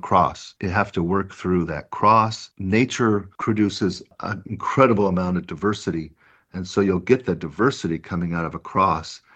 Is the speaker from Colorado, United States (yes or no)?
no; Richvale, California, United States; the town I grew up in is where our farm is, is in Richvale, California